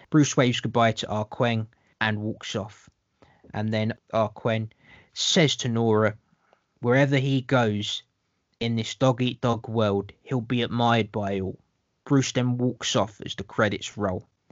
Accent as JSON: {"language": "English", "region": "London", "country": "United Kingdom", "said": "I'm the Londoner, uh, just so people know that I'm the Londoner."}